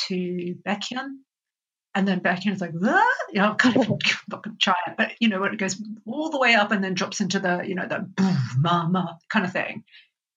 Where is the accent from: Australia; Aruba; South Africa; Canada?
Australia; I'm Australian